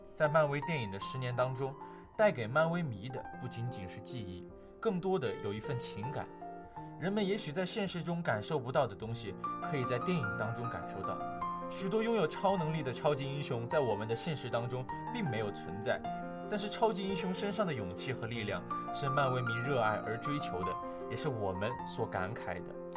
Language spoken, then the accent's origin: Chinese; China; 我们是中国人